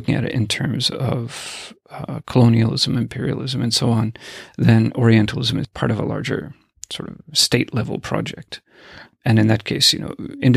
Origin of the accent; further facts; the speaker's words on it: United States; when I was growing up in the States